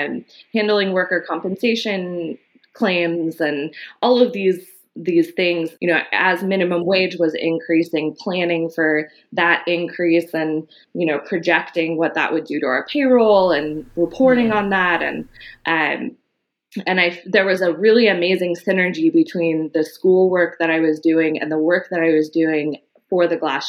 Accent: Los Angeles, California, United States; I was born in Los Angeles and grew up in the early part of my life in Echo Park.

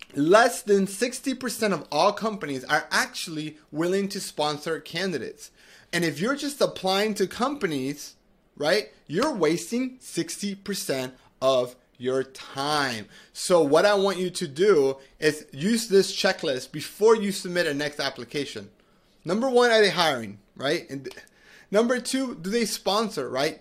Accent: Medellin, Antioquia, Colombia; now in United States; I'm originally from Medellin, Colombia, from South America

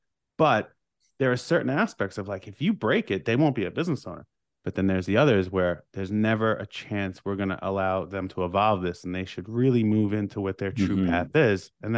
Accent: New York, United States; and we're both from Long Island, New York.

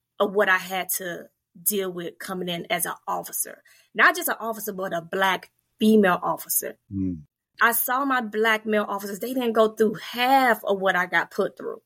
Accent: Fort Pierce, Florida, United States; moved away as an adult; I grew up in a very mixed, diverse community. I'm from Fort Pierce, Florida, and it's very mixed.

